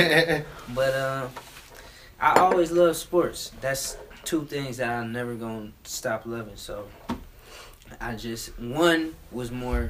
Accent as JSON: {"language": "English", "town": "Cleveland", "region": "Ohio", "country": "United States", "also_born_or_lived": "New York", "moved": "yes", "said": "I'm a stylist from Cleveland, Ohio."}